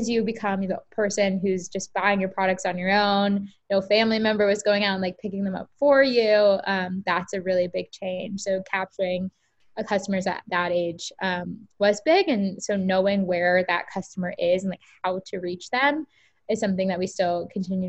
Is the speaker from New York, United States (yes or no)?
no; Tampa, Florida, United States; I grew up in Tampa, Florida